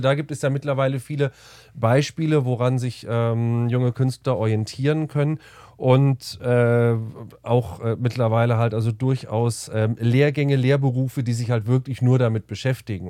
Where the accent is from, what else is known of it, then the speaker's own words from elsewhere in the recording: near Kassel, Hesse, Germany; moved away as an adult; also born or lived in Bamberg; now in Munich, Germany; Ursprünglich aus der Nähe von Kassel.